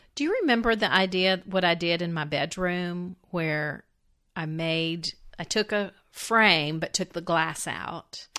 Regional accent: the American South, United States; as a Southerner

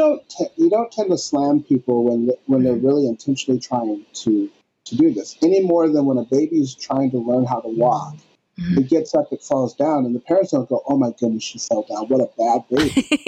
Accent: North Dakota, United States; whenever I tell someone that I grew up in North Dakota

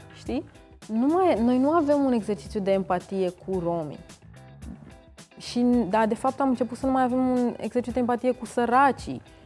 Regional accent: Romania; eu am uh, am crescut în țara asta

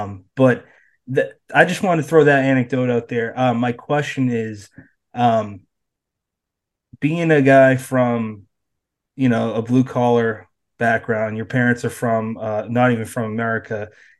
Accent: Bridgewater, Massachusetts, United States; moved away; also born or lived in Brockton, Massachusetts; We're both from the South Shore. I grew up in, born in Brockton, raised in Bridgewater.

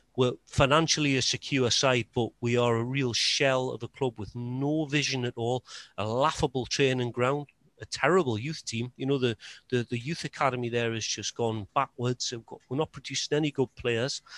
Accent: Newcastle upon Tyne, North East England, United Kingdom; as a Geordie

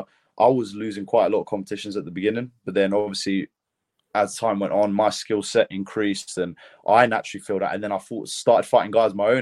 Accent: United Kingdom; accent: British; also born or lived in Lithuania; I was born in Lithuania. Actually, that's why I represent both, you know, Lithuania and Great Britain. But we moved here when I was 3 years old. So yeah, that's why, you know, I stand by born in Lithuania but bred in Britain

